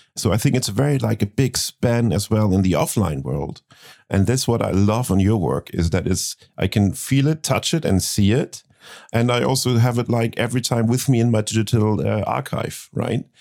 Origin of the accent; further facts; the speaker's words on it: Hamburg, Germany; born in my hometown, Hamburg